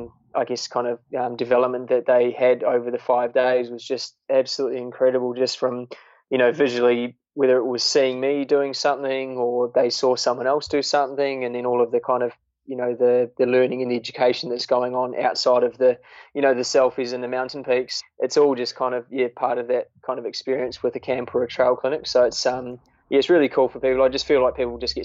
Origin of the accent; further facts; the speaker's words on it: New Zealand; moved away; I am a Kiwi